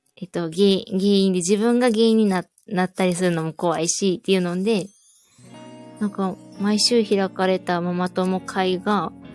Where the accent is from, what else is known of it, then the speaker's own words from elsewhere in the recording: Osaka, Japan; 私大阪なんですけど